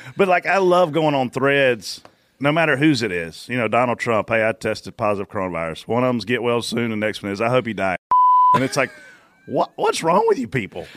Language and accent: English; Pageland, South Carolina, United States; I'm from Pageland